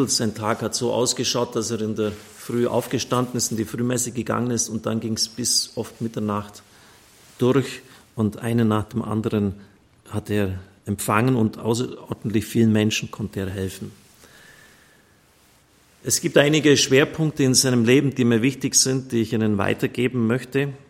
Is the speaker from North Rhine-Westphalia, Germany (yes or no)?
no; Ottobeuren, Bavaria, Germany; Primitz 1938 in Otto Beuren. Heribert Grobber hat dann 57 Jahre äußerst segensreich gewirkt in meiner Heimat.